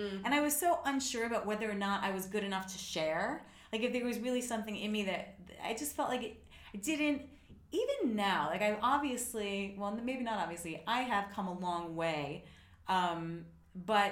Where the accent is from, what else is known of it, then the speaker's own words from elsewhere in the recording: United States; I'm an American